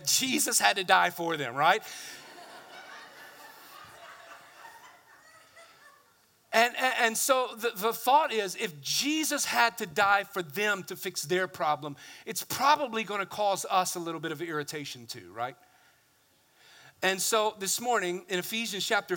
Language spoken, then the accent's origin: English; the South, United States; I come from the South